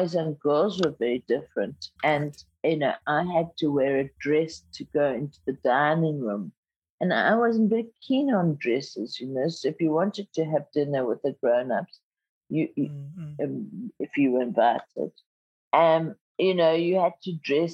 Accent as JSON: {"language": "English", "country": "South Africa", "tie": "born or raised there", "first_language": "Zulu", "second_language": "English", "said": "growing up in apartheid South Africa"}